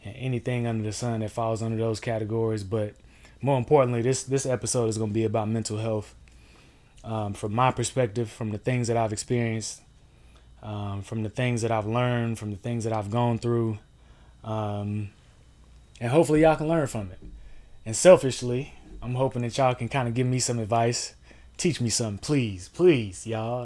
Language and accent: English; Durham, North Carolina, United States; I'm from Durham, North Carolina. Um, grew up there, born and raised